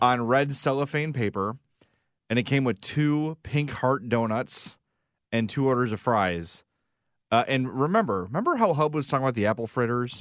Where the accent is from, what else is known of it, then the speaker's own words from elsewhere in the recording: Chicago, Illinois, United States; we're from Chicago